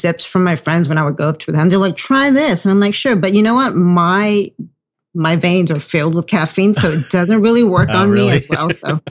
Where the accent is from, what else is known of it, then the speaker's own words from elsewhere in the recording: Los Angeles, California, United States; I was born in LA. I grew up in Echo Park area.